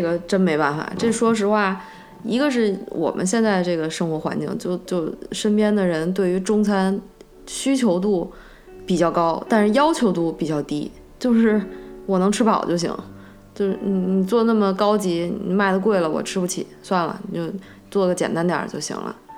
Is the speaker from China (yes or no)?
yes; China; moved away; 即使连我们中国人也不一定了解，完完全全了解我们中国的饮食文化